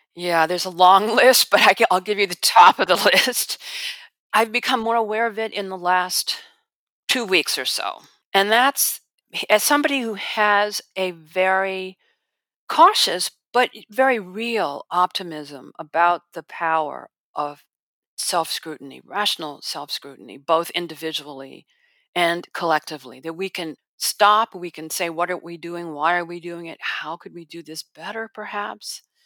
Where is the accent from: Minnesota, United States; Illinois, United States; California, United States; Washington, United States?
Illinois, United States; Chicago; I'm from Chicago